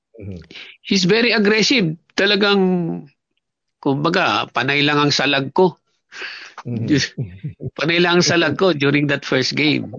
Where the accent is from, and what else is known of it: Talisay, Bicol Region, Philippines; born or raised there; moved away as an adult; also born or lived in Binangonan, Rizal, Philippines; now in New Zealand